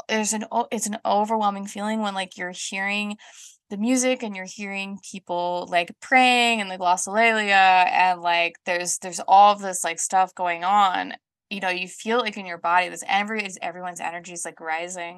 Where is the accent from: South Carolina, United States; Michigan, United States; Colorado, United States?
Colorado, United States; Colorado Springs; moved away as an adult; also born or lived in the Southern United States / Denver, United States; now in Scotland, United Kingdom; I grew up in the South, um, when I was about nine, we moved from the South to Colorado Springs